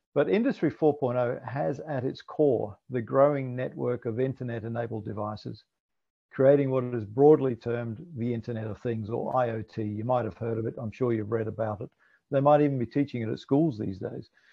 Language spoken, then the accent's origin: English; Scotland, United Kingdom; also born or lived in New Zealand; now in Australia; I was born in Scotland